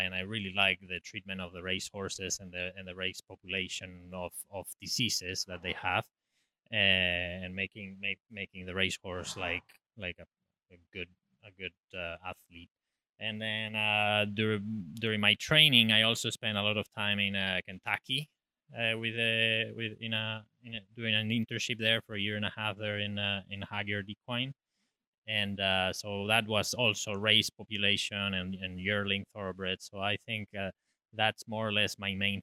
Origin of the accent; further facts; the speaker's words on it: Spain; moved away as an adult; now in Ocala, United States; I grew up in the countryside in Spain, in the mountains